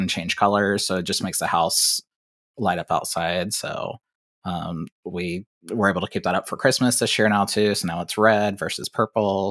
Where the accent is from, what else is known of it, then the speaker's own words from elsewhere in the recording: Ohio, United States; I'm from Ohio